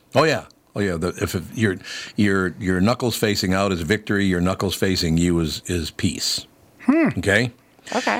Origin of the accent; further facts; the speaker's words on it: Minneapolis, Minnesota, United States; also born or lived in Long Prairie, Minnesota; I grew up there